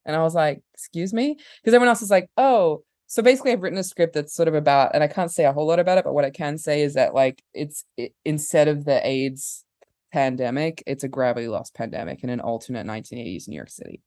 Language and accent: English; Perth, Western Australia, Australia; accent: partially Australian; moved away; I was born in Perth, Australia, which is a weird town.